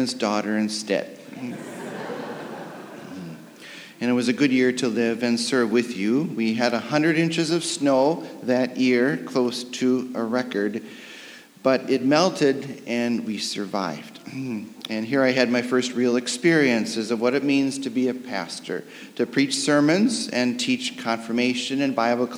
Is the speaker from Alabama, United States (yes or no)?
no; Detroit, Michigan, United States; moved away; also born or lived in Ann Arbor, Michigan / St. Louis, Missouri; born and raised in Detroit